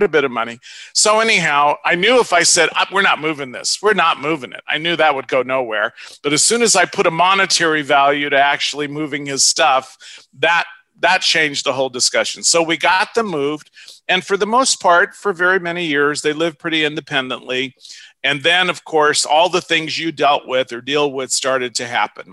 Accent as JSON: {"language": "English", "town": "Los Angeles", "region": "California", "country": "United States", "tie": "born or raised there", "also_born_or_lived": "Ohio / Orange County, California", "said": "I grew up in North Hollywood, California. We moved from Ohio"}